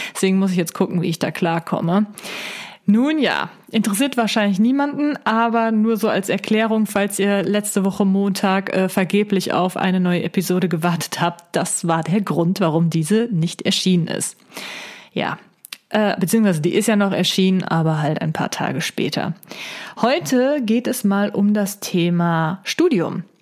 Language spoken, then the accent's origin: German; Siegen, North Rhine-Westphalia, Germany; also born or lived in Wuppertal; bin ich zuerst in die Uni Siegen gegangen und ähm, weil die halt äh, in meiner Heimat ist.